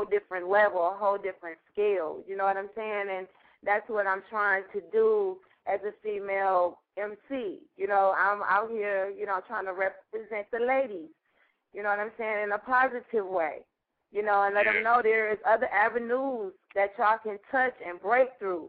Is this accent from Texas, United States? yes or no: no; Milwaukee, Wisconsin, United States; I'm from Milwaukee, Wisconsin.